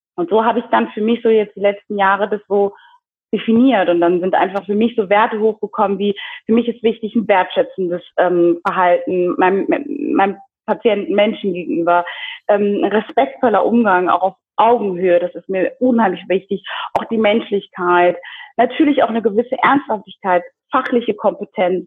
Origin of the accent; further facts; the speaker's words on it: Germany; moved away as an adult; also born or lived in Kinshasa, Democratic Republic of the Congo; now in Zurich, Switzerland; bin in Deutschland aufgewachsen, dort zur Schule gegangen